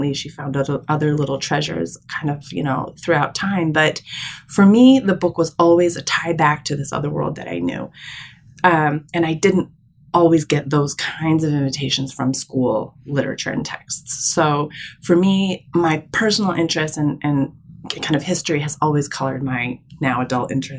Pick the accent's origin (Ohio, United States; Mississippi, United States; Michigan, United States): Michigan, United States; also born or lived in New York City; I was born in Michigan. So I'm the only child of my entire extended family born in the Midwest